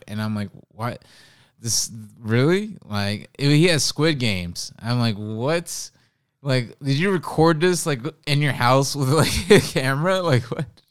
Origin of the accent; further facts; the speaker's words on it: Oakland, California, United States; now in New York, United States; I'm from Oakland